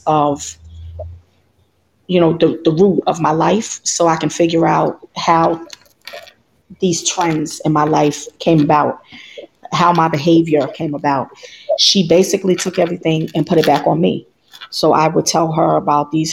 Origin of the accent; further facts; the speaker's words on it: New York City, New York, United States; moved away as an adult; now in Maryland, United States; I'm originally from New York City, born and raised